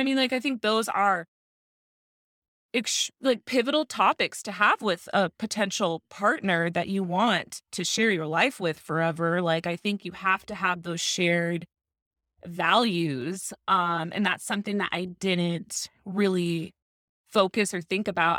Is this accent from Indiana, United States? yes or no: no; Tucson, Arizona, United States; now in Phoenix, United States; I also live in Phoenix, but born and raised in Tucson